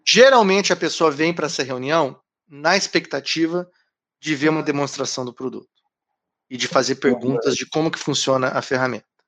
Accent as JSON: {"language": "Portuguese", "town": "Curitiba", "region": "Paraná", "country": "Brazil", "moved": "yes", "said": "Eu sou de Curitiba"}